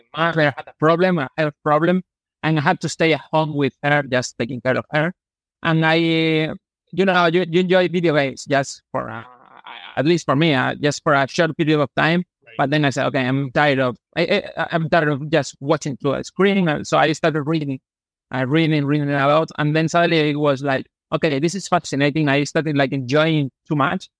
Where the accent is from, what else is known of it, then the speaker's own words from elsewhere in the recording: Malaga, Andalusia, Spain; English is a second language; I grew up here in Malaga. I actually I still live here in my hometown